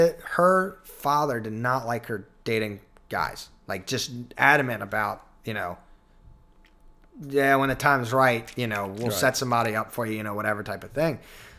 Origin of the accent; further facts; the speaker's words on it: Tappahannock, Virginia, United States; also born or lived in Richmond, Virginia; I grew up in Tappahannock.